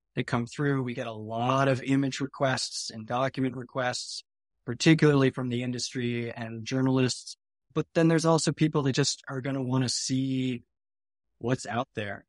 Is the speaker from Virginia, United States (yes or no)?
no; Maine, United States; also born or lived in Burlington, Vermont / Sugarloaf, Maine / Portland, Maine; now in North Conway, United States; I grew up in Maine